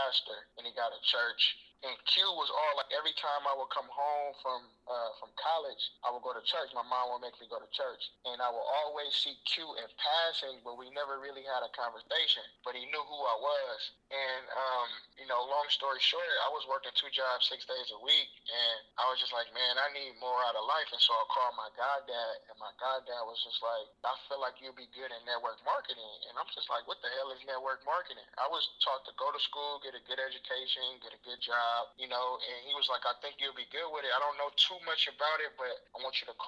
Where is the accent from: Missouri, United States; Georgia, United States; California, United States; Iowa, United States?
California, United States; Oakland; Oakland, California, man. I'm from the Bay. Born and raised in Oakland